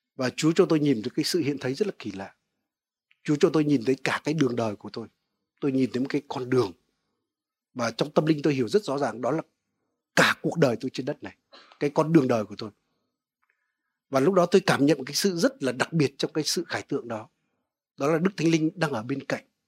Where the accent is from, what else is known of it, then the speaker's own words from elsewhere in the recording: Vietnam; quê tôi ở cạnh sông đáy